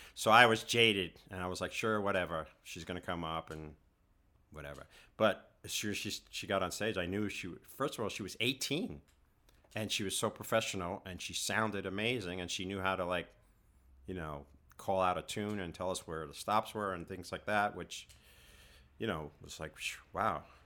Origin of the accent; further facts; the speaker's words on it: New York City, New York, United States; growing up in Queens and it was a working class society